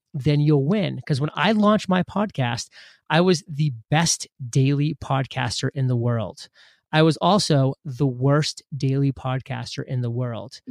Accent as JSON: {"language": "English", "region": "Maine", "country": "United States", "tie": "born or raised there", "moved": "as an adult", "said": "I grew up in Maine, which is a small state, uh, above Boston."}